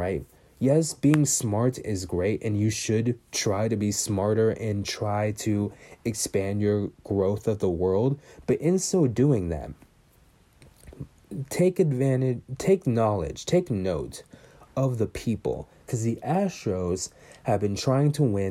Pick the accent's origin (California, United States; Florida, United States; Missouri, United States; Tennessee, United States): California, United States; Bay Area; I'm from the Bay Area